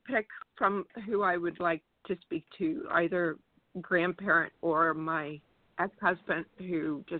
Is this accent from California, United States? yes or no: yes; California, United States; moved away; also born or lived in Key Largo, Florida; we're actually from California.